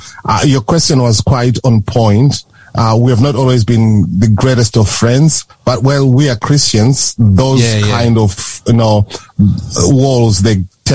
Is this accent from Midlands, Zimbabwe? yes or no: yes; Midlands, Zimbabwe; moved away as an adult; also born or lived in Manicaland, Zimbabwe / Bulawayo, Matabeleland, Zimbabwe; now in Australia; Originally, I'm from Zimbabwe. That's where I was born and raised.